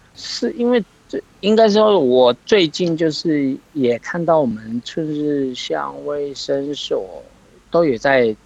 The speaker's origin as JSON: {"language": "Chinese", "area": "Chunri Township", "region": "Pingtung County", "country": "Taiwan", "said": "我来自屏东县春日乡龟丛村"}